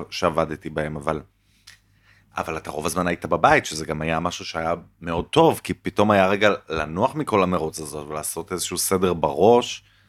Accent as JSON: {"language": "Hebrew", "town": "Jerusalem", "region": "Jerusalem District", "country": "Israel", "tie": "born or raised there", "said": "אני כאילו ילד טוב ירושלים"}